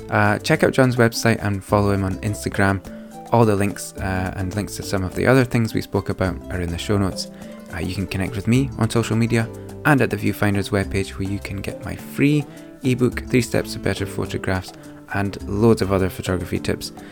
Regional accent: London, United Kingdom; I'm from East London.

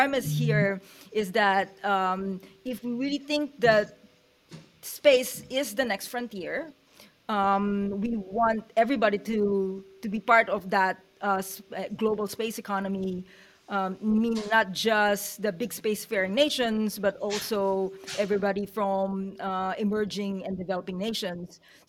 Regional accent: Philippines; also born or lived in United States; now in New Zealand; I'm Filipino, and I kind of like moved around in four continents before immigrating to the United States maybe about 25 years ago. And then I moved to New Zealand about 4 years ago

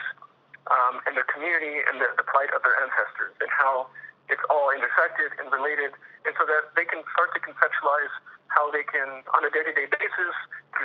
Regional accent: Los Angeles, California, United States; I'm a 1L from Los Angeles, California

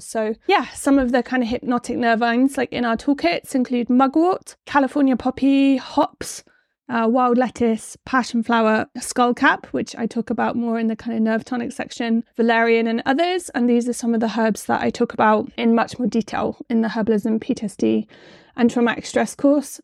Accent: West Country, South West England, United Kingdom; accent: West Country; my West Country accent

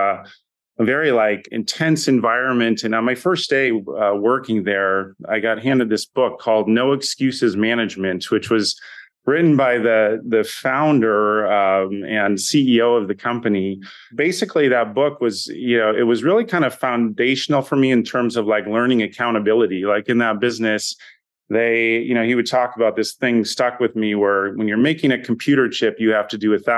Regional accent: Minnesota, United States; growing up in Minnesota, I was the, you know, middle child of three boys

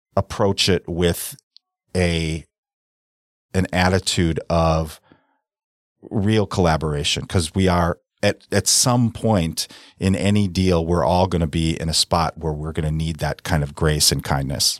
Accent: South Milwaukee, Wisconsin, United States; I grew up in South Milwaukee

